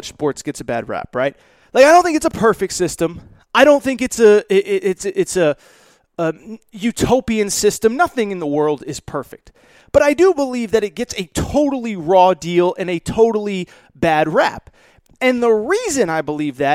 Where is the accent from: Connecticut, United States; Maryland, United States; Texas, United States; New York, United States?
Connecticut, United States; I grew up in Connecticut, grew up around college sports